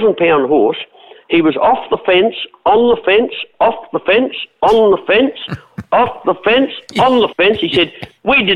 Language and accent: English; Adelaide, South Australia, Australia; win my hometown cup